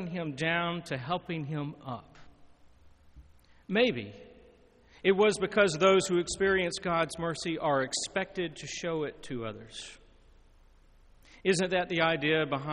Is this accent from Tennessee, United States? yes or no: yes; Lebanon, Tennessee, United States; my hometown in Lebanon, Tennessee